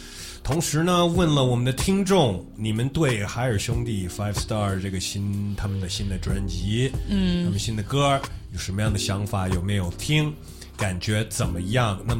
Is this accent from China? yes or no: no; United States; accent: ABC; first language English; Chinese is a second language; moved away; I'm a real A B C, bro.